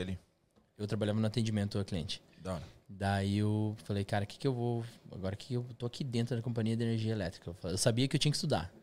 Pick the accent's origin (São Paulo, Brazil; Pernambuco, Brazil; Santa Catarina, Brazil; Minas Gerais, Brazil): Santa Catarina, Brazil; São Miguel do Oeste; moved away as an adult; also born or lived in Curitiba, Brazil; now in London, United Kingdom; Nasci em São Miguel do Oeste, Santa Catarina, interior de, de Santa Catarina, lá perto da Argentina